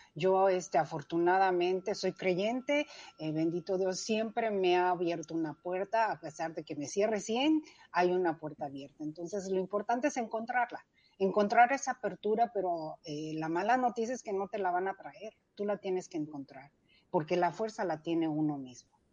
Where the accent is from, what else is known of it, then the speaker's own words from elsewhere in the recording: Mexico City, Mexico; nací, crecí en la Ciudad de México